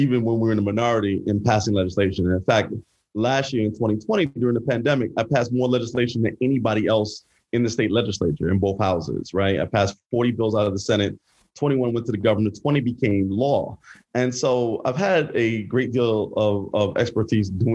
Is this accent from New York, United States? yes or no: yes; New York City, New York, United States; Born and raised in Brooklyn, lived in NYCHA and in the Bushwick houses, went to public school my whole life